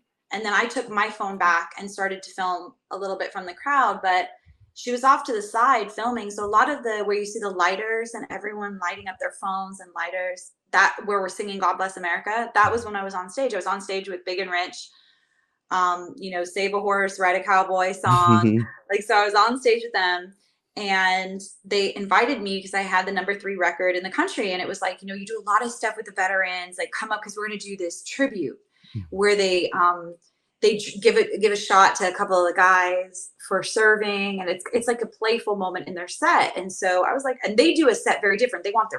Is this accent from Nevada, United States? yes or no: yes; Las Vegas, Nevada, United States; I'm from Vegas. That's my home state. So that was like, how could this happen? How could this happen in my home state?